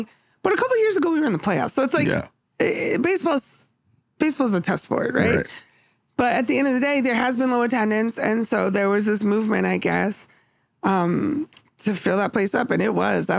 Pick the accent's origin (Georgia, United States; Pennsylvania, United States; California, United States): Pennsylvania, United States; Philadelphia; also born or lived in Kansas City; now in Oakland, United States; I realized, okay, so we're not originally from Oakland. You know what I'm saying? We are from Philly.